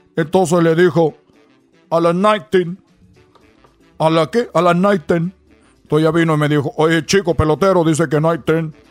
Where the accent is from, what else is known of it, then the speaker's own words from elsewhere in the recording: Cuba; accent: Cuban; now in United States; nosotros tenemos nuestro acento cubano